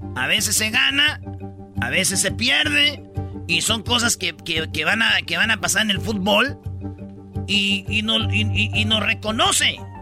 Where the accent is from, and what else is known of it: Mexico